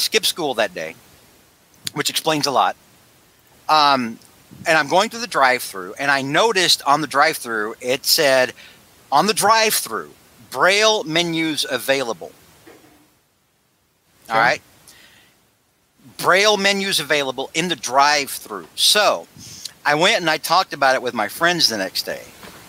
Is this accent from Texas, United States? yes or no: yes; Texas, United States; I'm Texan.